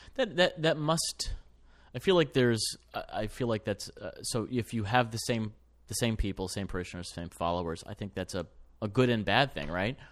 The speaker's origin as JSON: {"language": "English", "town": "Ann Arbor", "region": "Michigan", "country": "United States", "tie": "born or raised there", "said": "I grew up in Ann Arbor"}